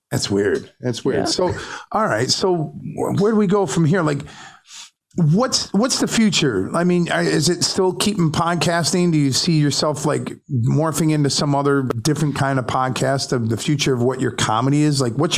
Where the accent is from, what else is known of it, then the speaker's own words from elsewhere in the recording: Syracuse, New York, United States; I'm like, no, I'm from Syracuse.